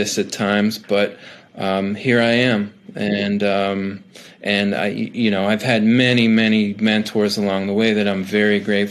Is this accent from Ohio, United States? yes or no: yes; not too far from Cleveland, Ohio, United States; I was born and raised in Ohio, not too far from Cleveland